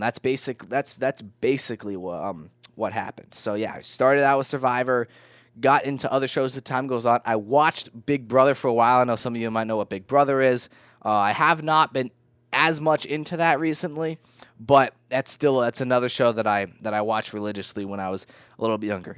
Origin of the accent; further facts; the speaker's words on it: Vermont, United States; I'm from Vermont.